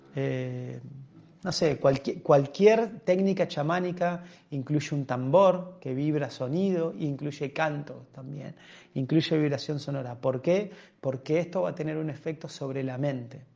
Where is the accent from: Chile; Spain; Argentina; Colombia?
Argentina; entre nosotros los argentinos